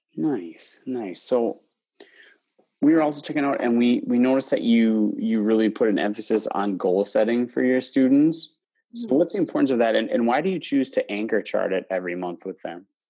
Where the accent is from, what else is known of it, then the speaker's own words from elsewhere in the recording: Wisconsin, United States; also born or lived in Houston; I, I grew up in Wisconsin